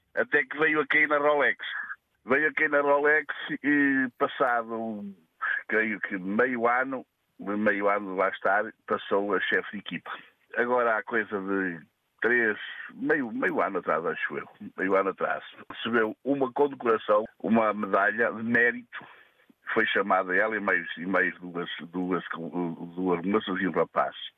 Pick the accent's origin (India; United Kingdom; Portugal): Portugal; Eu sou de Salgueiras